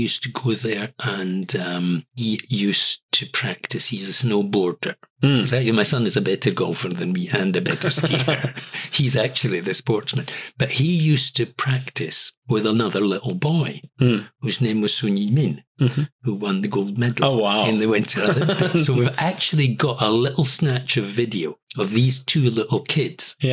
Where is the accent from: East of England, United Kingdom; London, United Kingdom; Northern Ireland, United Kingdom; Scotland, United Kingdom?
Scotland, United Kingdom; Edinburgh; moved away as an adult; also born or lived in Jilin, China; now in Beijing, China; I come from Edinburgh, which is a small city